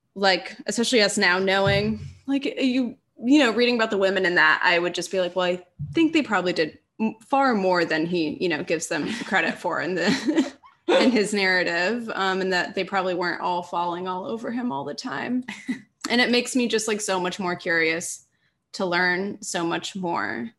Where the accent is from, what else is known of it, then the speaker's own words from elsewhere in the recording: Minneapolis, Minnesota, United States; now in Los Angeles, United States; I'm from Minneapolis